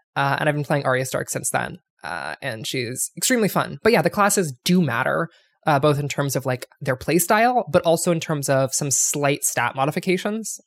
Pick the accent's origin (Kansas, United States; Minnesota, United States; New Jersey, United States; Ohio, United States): Ohio, United States; I'm from the LeBron James part of Ohio